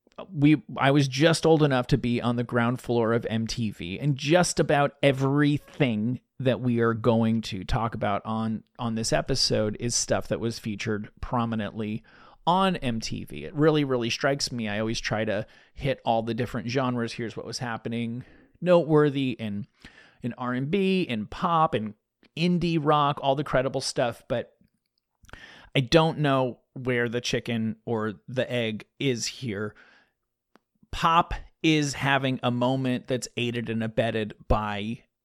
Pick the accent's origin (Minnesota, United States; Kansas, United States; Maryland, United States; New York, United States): New York, United States; the New York area, United States; When I was a kid, I grew up in the New York area